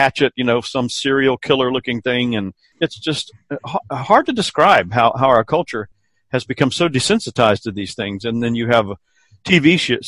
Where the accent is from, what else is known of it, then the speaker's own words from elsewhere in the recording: South Carolina, United States; the neighborhood where I grew up here in South Carolina.